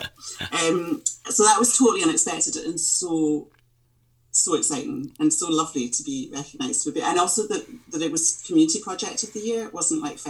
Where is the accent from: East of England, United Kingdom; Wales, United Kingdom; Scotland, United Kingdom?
Scotland, United Kingdom; I was brought up in Ardmercan, and for me the village hall was just, you know, when I was wee growing up